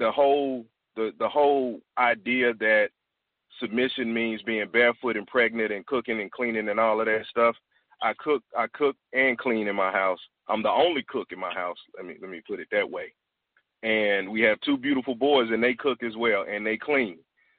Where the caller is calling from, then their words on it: Washington, District of Columbia, United States; I'm calling from Washington, D.C., the Washington, D.C. area.